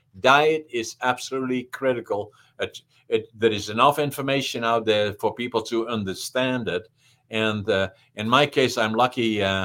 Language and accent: English; the Northeast, Netherlands; English is a second language; now in Canada; And then, you know, growing up in Holland, I spoke dialect in the extreme northeastern part of Holland. They don't even understand me. So I had to acquire to speak high Dutch. And by, I barely got that under control. Then I'm in Canada. I can't speak English.